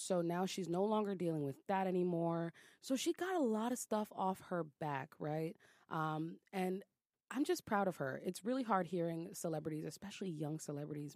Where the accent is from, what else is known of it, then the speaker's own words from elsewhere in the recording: New York City, New York, United States; I'm from Brooklyn